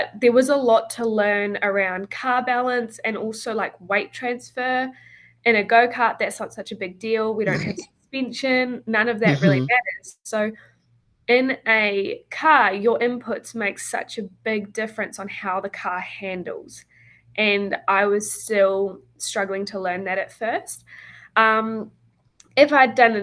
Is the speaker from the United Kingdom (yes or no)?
no; New Zealand; also born or lived in Australia; when I grew up, I lived in New Zealand all through high school, but I also raced in Australia